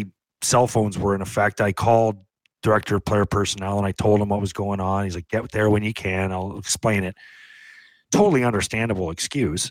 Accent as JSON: {"language": "English", "town": "St. Catharines", "region": "Ontario", "country": "Canada", "tie": "born or raised there", "said": "I grew up in St. Catharines, which is 45 minutes from Buffalo."}